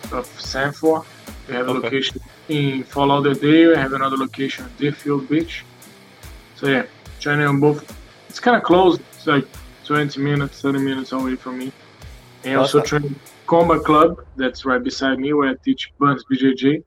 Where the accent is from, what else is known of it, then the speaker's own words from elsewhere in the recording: Rio de Janeiro, Brazil; now in United States; I'm originally from Rio, from Brazil.